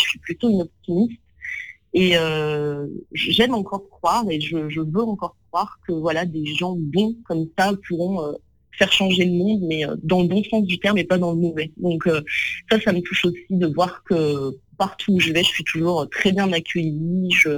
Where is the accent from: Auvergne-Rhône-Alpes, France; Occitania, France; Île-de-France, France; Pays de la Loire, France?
Auvergne-Rhône-Alpes, France; near Lyon; also born or lived in Vénissieux; now in Paris, France; j'ai grandi près de Lyon, euh, dans un petit village en réalité